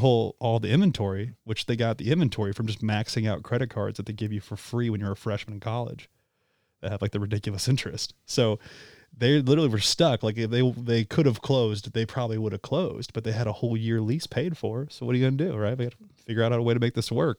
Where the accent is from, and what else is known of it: St. Charles, Missouri, United States; born or raised there